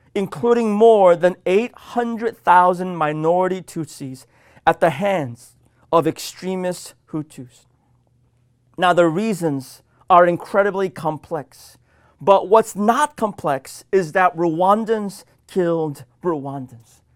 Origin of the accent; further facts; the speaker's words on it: Washington, United States; my home state of Washington